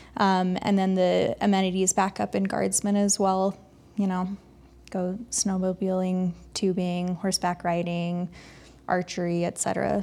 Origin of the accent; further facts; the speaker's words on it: Mesa, Arizona, United States; now in Park City, United States; I grew up in Mesa, Arizona